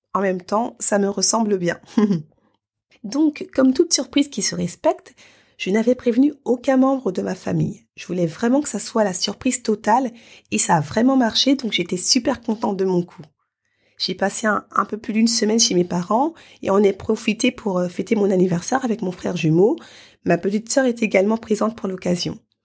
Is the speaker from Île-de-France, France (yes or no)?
yes; Paris, Île-de-France, France; moved away as an adult; dans la ville qui m'a vu naître et grandir